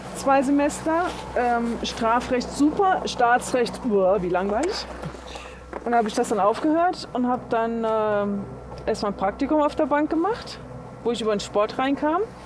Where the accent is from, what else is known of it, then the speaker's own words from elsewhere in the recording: Saarbrücken, Saarland, Germany; also born or lived in Mülheim an der Ruhr / Ruhr area; now in Lenzerheide, Switzerland; ursprünglich komme ich ja auch nicht aus Mülheim, sondern aus Saarbrücken, aus dem schönen Saarland